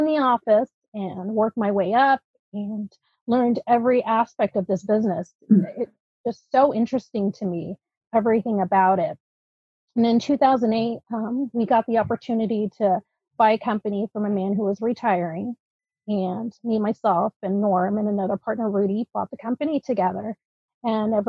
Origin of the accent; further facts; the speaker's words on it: Alameda, California, United States; first language Dutch; English is a second language; also born or lived in Netherlands; We moved to the Bay Area, actually, to Alameda, and lived there for a while. I started school and took some ESL classes and was able to integrate into a regular fourth grade.